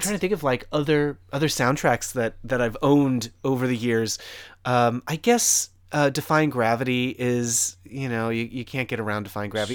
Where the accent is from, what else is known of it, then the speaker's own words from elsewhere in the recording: Connecticut, United States; entirely in Connecticut and like a very suburban sort of setting